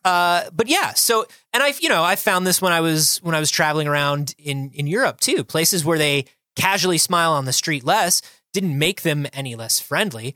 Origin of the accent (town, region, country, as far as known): United States